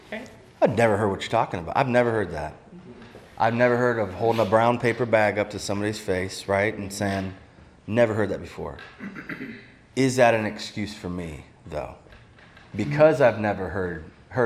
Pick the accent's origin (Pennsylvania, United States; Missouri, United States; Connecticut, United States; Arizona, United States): Pennsylvania, United States; near Amish country; also born or lived in Maine; I grew up near Amish country